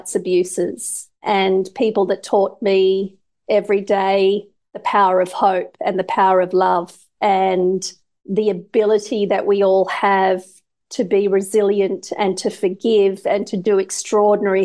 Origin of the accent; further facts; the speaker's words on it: Australia; Growing up in Australia in the 70s